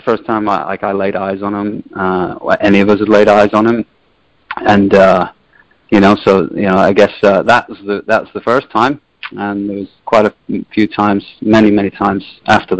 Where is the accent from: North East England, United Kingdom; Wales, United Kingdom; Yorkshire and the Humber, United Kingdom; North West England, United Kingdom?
North West England, United Kingdom; Liverpool; now in United States; I'm from Liverpool, England, so the northwest coast